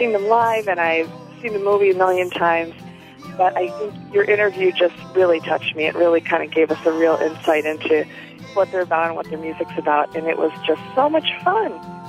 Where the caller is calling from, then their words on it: Chicago, Illinois, United States; I'm from Chicago